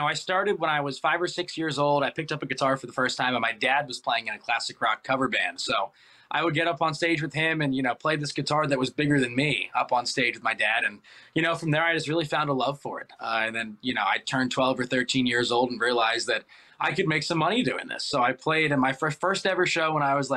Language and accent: English; Baltimore, Maryland, United States; moved away as an adult; also born or lived in Virginia; now in North Carolina, United States; I'm from Baltimore originally